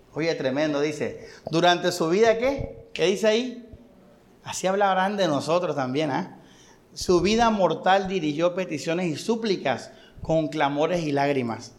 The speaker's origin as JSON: {"language": "Spanish", "town": "Barranquilla", "region": "Atlántico", "country": "Colombia", "said": "nosotros somos colombianos y somos barranquilleros"}